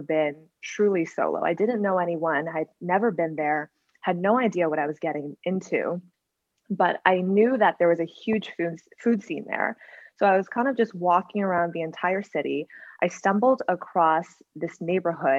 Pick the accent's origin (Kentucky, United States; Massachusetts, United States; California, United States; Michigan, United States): Massachusetts, United States; Weston; moved away as an adult; also born or lived in New York / Chicago; my hometown, Weston, Massachusetts